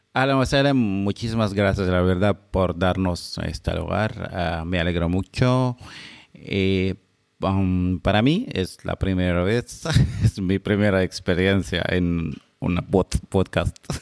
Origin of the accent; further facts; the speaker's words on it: Seeb, Muscat, Oman; yo soy de Sip, que es una localidad de la capital eh, de Oman, Muscat